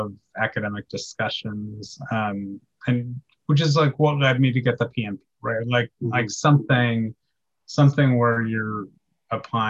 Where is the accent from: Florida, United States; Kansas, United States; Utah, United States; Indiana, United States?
Kansas, United States; now in Texas, United States; I was born in Kansas